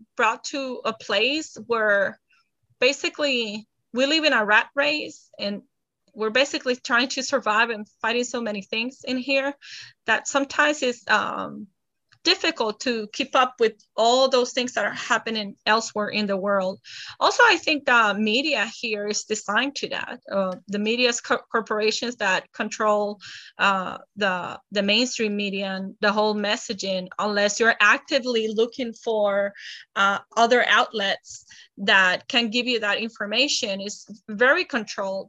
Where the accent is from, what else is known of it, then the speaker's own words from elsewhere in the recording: San Juan, Puerto Rico; moved away as an adult; now in Dallas, United States; from San Juan, Puerto Rico. I've been living in Dallas, Texas for the last 10 years.